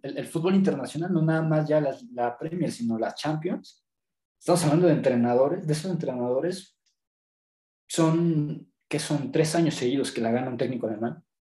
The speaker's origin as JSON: {"language": "Spanish", "country": "Mexico"}